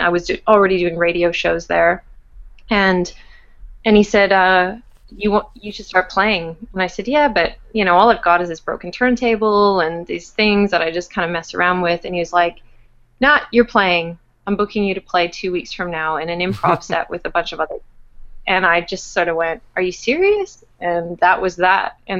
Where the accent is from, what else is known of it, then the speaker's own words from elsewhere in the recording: Winnipeg, Manitoba, Canada; moved away as an adult; also born or lived in Montreal; When I was growing up in Winnipeg